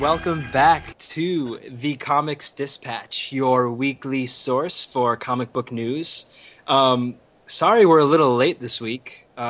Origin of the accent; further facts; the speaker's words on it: East Coast, United States; accent: nasal A; I'm from the East Coast, so I have that nasal A, so I say manga.